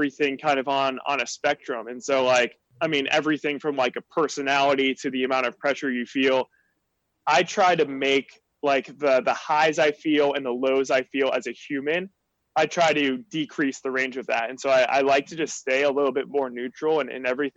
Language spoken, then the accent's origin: English; Jacksonville, Florida, United States; I grew up in Jacksonville, Florida